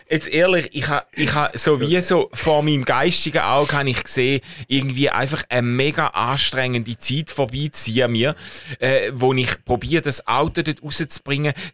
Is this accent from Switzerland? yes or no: yes; Schaffhausen, Switzerland; Und als Schaffhauser Rheinkind ist klar gewesen, irgendwo an Rhein muss es sein.